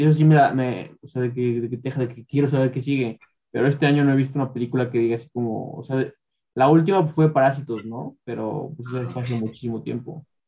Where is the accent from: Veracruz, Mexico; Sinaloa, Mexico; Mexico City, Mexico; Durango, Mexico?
Mexico City, Mexico; now in Ecatepec, Mexico; yo también soy de la Ciudad de México